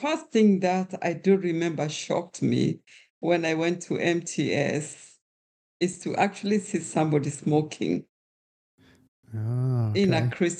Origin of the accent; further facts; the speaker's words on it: Kenya; While I was being Kenyan means that I am part of a wider community.